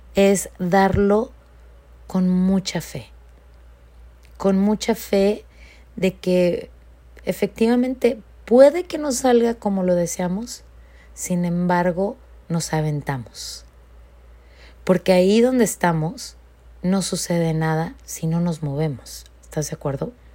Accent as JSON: {"language": "Spanish", "country": "Mexico", "moved": "as an adult", "lives_now": "California, United States", "said": "yo como inmigrante y soy de México, este, estoy viviendo por más de 20 años aquí en los Estados Unidos, en California"}